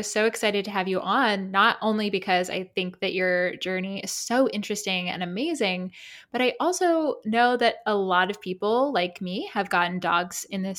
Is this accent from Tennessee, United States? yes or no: no; South Carolina, United States; I'm from South Carolina, but my hometown's close to Savannah, Georgia.